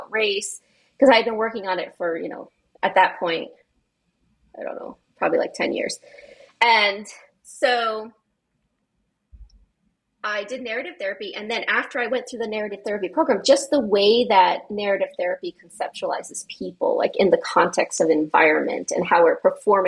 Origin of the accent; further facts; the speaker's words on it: New England, United States; I'm a person from New England